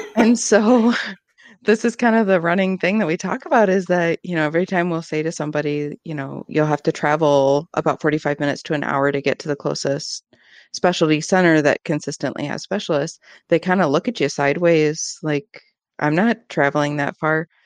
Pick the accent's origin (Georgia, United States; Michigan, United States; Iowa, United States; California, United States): Michigan, United States; Ann Arbor; I grew up in Ann Arbor. I'm from this area.